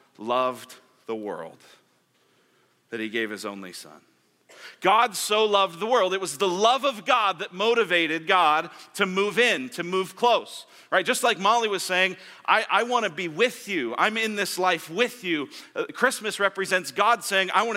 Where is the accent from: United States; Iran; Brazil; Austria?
United States; Colorado; moved away as an adult; now in Arizona, United States; I'm from Colorado